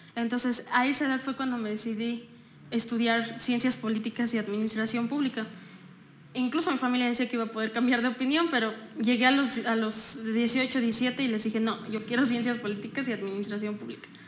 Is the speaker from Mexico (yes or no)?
yes; Texcoco, State of Mexico, Mexico; Nací en la Ciudad de México y un día después me vine a vivir a Texcoco. Entonces, soy texcocana